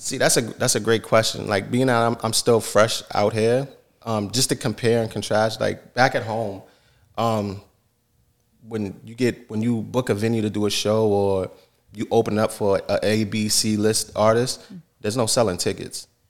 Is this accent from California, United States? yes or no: no; Yonkers, New York, United States; also born or lived in Saint John, New Brunswick, Canada; now in Canada; I'm born and raised in New York, Yonkers, New York